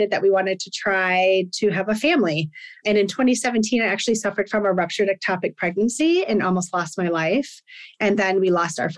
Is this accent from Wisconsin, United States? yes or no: yes; Wisconsin, United States; moved away; I was born and raised in Wisconsin.